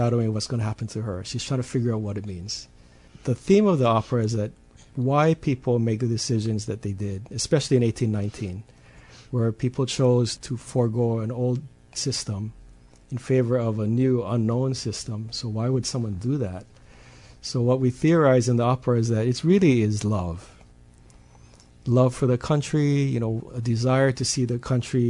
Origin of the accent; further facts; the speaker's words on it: Hawaii, United States; as a Hawaiian accompanist